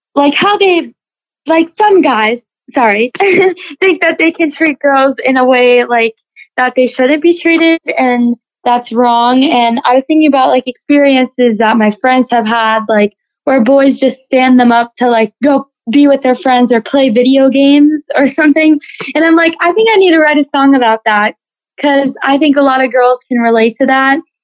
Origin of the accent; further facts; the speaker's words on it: Loxahatchee, Florida, United States; I was born and raised here in Loxahatchee, Florida